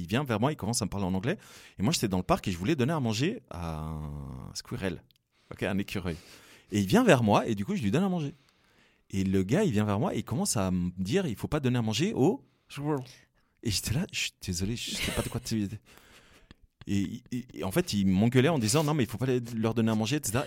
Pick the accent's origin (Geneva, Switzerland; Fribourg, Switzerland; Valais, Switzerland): Fribourg, Switzerland; je suis originaire de Fribourg